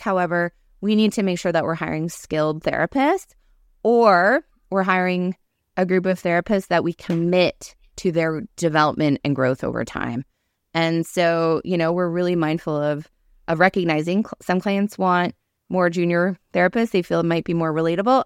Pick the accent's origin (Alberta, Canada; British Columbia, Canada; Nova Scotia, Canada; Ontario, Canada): Nova Scotia, Canada; Cape Breton; I grew up in Cape Breton, small town